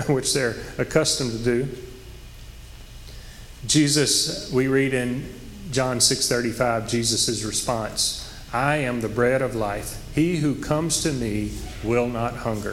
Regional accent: Oak Grove, United States; I grew up in Oak Grove, and it's a rural community

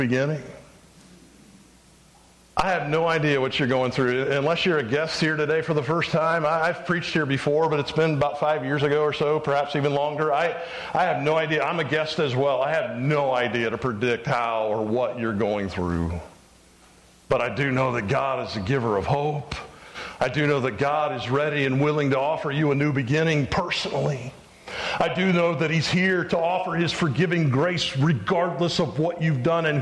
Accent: Phoenix, Arizona, United States; moved away; I grew up in Phoenix, part of my childhood

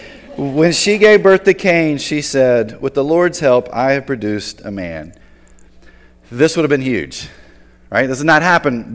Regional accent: Tobacco Road, North Carolina, United States; growing up in Tobacco Road

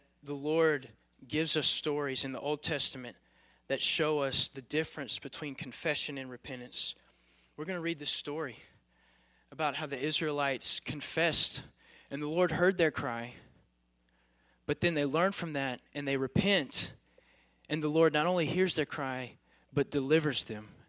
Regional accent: Carthage, United States; I'm from Carthage, and I love Jesus

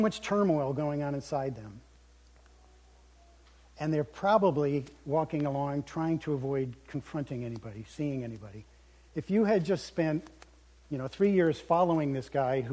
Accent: United States; as American Christians

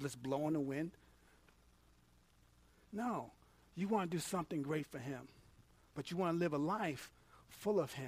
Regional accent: New York, United States; moved away; I'm from New York. I'm not country.

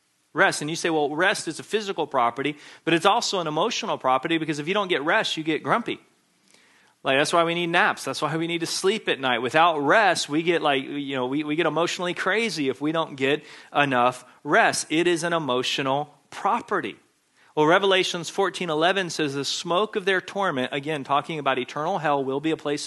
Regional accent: Texas, United States; When I was in elementary school growing up in Texas

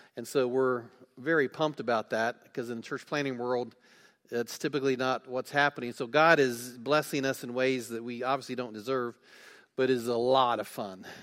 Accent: West Alexandria, Ohio, United States; I grew up in West Alexandria, Ohio, if you know where that is, and went to Twin Valley South High School

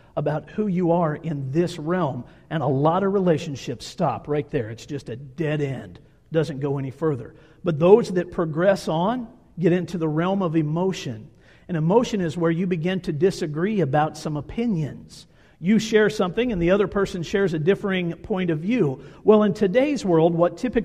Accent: Kansas, United States; moved away as an adult; now in Montana, United States; I am from Kansas, born and raised in the state of Kansas.

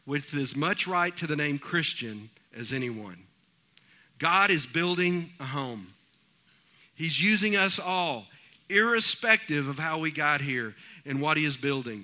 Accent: East Texas, United States; moved away as an adult; We are from East Texas, and the area of East Texas that we're from, there's not a whole lot of rocks

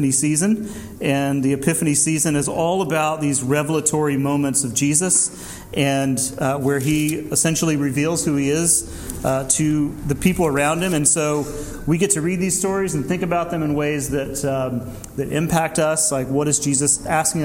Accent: Deep South, United States; growing up in the Deep South in the 80s

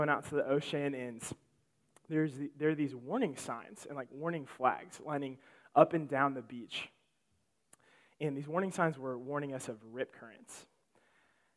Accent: Illinois, United States; moved away; I am from Illinois

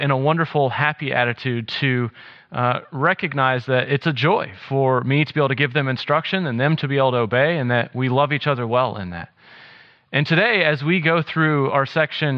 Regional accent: South Carolina, United States; moved away as an adult; also born or lived in Wisconsin; I grew up in South Carolina

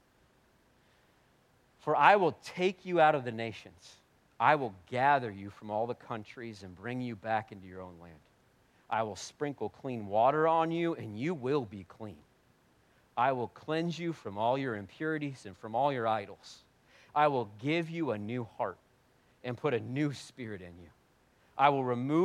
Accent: United States; we're very American, pretty white

